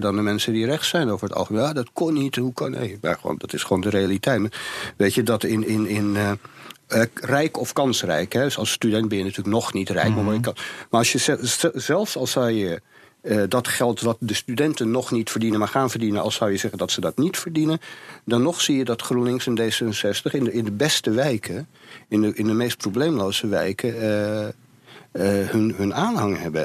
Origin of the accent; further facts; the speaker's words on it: Amsterdam, North Holland, Netherlands; Ik ben in de Jordaan geboren